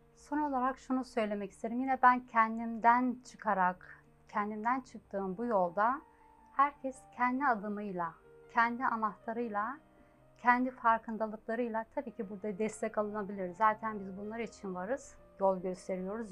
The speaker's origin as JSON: {"language": "Turkish", "region": "Ankara", "country": "Turkey", "tie": "born or raised there", "moved": "as an adult", "lives_now": "Germany", "said": "ben 1971 Ankara doğumluyum. Ee, Ankara'da Liseyi bitirdim. Daha sonra Almanya'ya gittim. Yaklaşık 32 senedir de Almanya'dayım."}